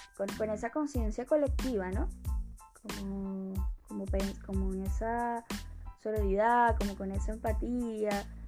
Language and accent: Spanish; Caracas, Capital District, Venezuela; moved away as an adult; also born or lived in Colombia / Peru; now in Chile; yo soy de Caracas